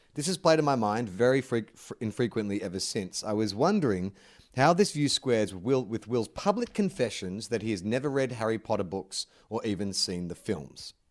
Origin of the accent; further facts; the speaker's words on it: Australia; I'm Australian